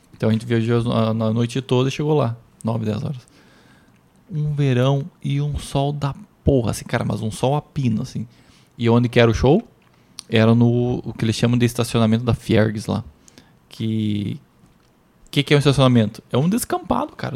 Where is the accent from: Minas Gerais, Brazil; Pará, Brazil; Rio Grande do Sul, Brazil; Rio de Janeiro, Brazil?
Rio Grande do Sul, Brazil; Santa Rosa; Lá da minha cidade até Porto Alegre dá mais de 500 quilômetros